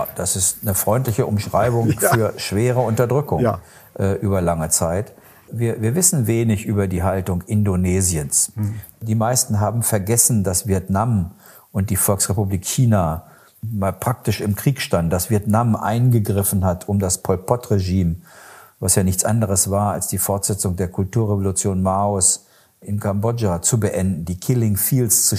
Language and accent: German; Germany; bei uns in Deutschland